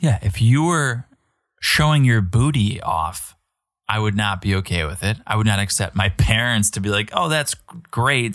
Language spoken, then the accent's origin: English; United States; as an American